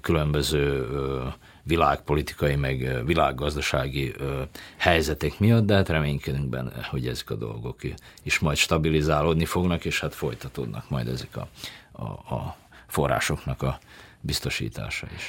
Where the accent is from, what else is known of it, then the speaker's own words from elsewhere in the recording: Subotica, Vojvodina, Serbia; Most én Szabadkáról jövök